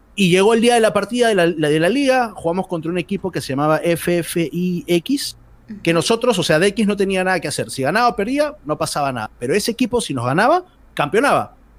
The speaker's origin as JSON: {"language": "Spanish", "area": "Santa Anita", "region": "Lima", "country": "Peru", "said": "Siempre que me han preguntado de dónde eres, sale mi pecho de Santanita"}